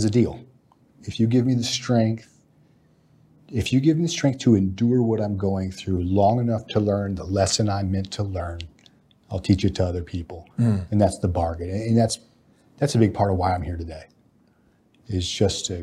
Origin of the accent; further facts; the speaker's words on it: Alaska, United States; I'm a Texan by ancestry, but Alaskan by childhood.